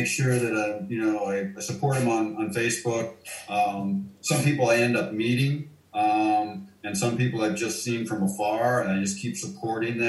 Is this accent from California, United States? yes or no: no; Coeur d'Alene, Idaho, United States; where I grew up in Coeur d'Alene